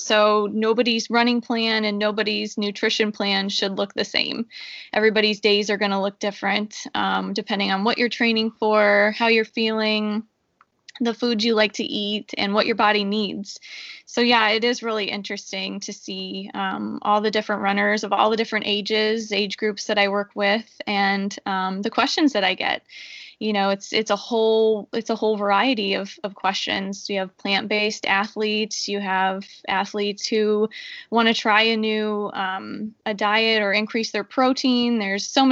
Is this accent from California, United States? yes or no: no; Northeast Ohio, United States; moved away as an adult; also born or lived in South Florida; I'm from Northeast Ohio, born and raised.